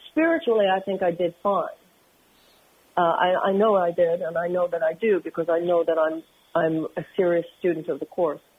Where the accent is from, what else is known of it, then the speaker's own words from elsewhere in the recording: Houston, Texas, United States; Well, first of all, I come from Houston, which was interesting to me.